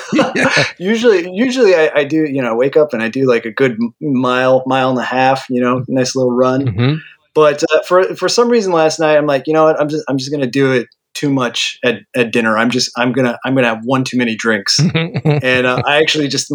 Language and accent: English; Northern California, United States; moved away; I grew up in Northern California.